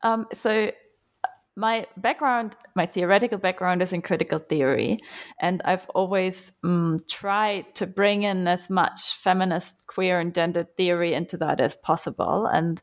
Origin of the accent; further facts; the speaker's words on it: Germany; English is a second language; I'm from Germany. Most of my academic training was spent there. I have spent some time in Cambridge and at the New School as well, though. And I've actually grown up very far away from the university on a little farm doing stuff in the fields and with horses.